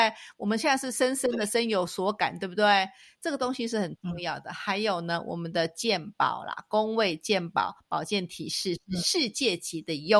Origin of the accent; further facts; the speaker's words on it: Taipei, Taiwan; now in Switzerland; 那我们来看看我们的台北